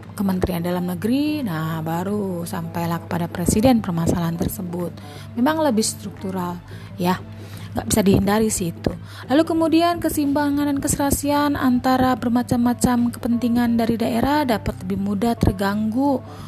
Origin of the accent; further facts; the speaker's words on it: Tangerang, Banten, Indonesia; saya ambil dari daerah saya ya. Dulu Tangerang Selatan tuh nggak ada